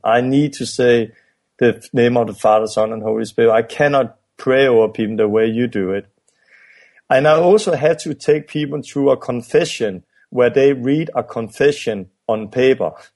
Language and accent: English; Denmark; I'm from Denmark and, and it's a Western country